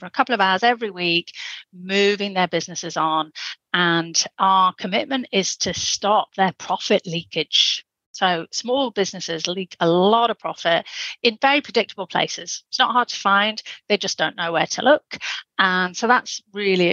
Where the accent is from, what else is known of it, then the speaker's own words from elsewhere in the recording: England, United Kingdom; accent: Pommy; my Pommy accent